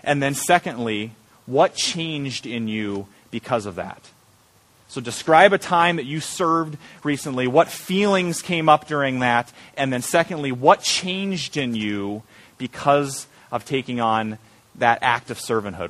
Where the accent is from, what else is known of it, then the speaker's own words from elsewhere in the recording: Iowa, United States; I'm from Iowa